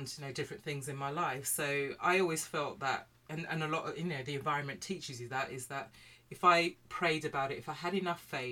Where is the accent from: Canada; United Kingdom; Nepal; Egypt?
United Kingdom; So I grew up, I'm black British from a Caribbean family.